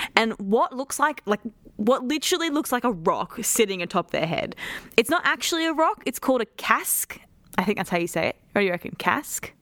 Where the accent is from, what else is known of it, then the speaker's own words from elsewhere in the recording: Queensland, Australia; as a Queenslander